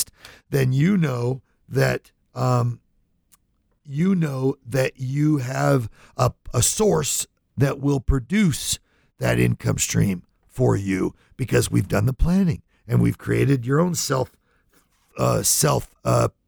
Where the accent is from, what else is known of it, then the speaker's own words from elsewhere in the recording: Lodi, California, United States; I grew up in California, little town called Lodi